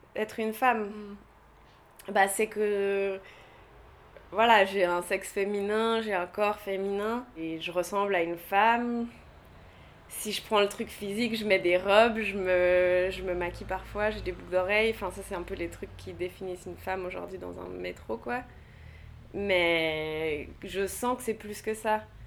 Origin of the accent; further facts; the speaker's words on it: Geneva, Switzerland; je suis née à Genève